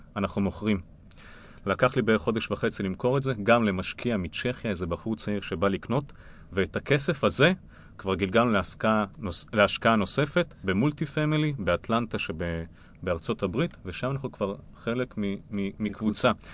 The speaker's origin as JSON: {"language": "Hebrew", "country": "Israel", "said": "אנחנו כישראלים"}